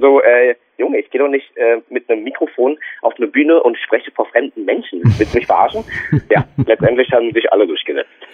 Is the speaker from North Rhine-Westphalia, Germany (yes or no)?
no; Berlin, Germany; accent: Berliner Schnauze; hier bei uns in Berlin